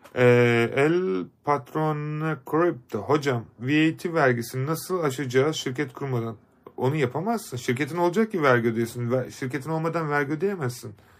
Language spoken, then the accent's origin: Turkish; Kars, Kars Province, Turkey; moved away; Kars'a geleceğiz. Ee, memleketim.